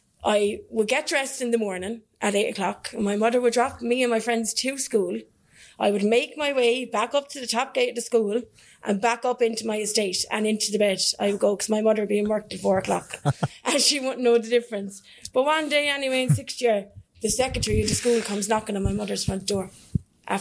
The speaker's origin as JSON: {"language": "English", "town": "Kilcone", "region": "County Waterford", "country": "Ireland", "said": "I'm from Kilcone and Waterford, so it's rough enough"}